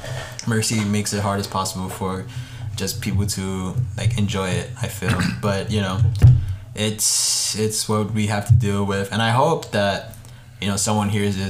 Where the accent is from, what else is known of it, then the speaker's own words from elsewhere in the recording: New York, United States; we're in Dobbs Ferry. Like, I'm from New York